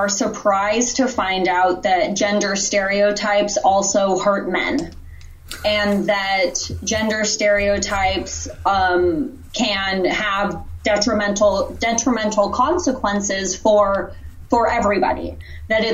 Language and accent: English; Los Angeles, California, United States; moved away as an adult; now in Houston, United States; I'm born and raised in Los Angeles and, you know, now currently living in Houston, Texas